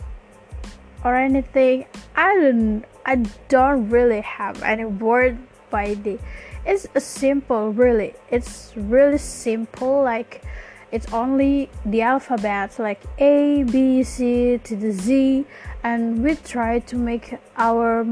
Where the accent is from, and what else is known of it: Java, Indonesia; accent: Javanese; English is a second language